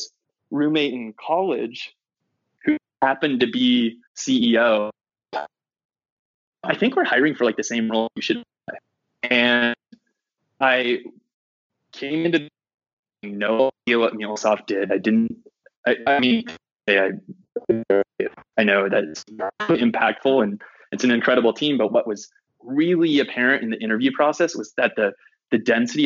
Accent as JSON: {"language": "English", "town": "San Francisco", "region": "California", "country": "United States", "tie": "born or raised there", "said": "I grew up in San Francisco"}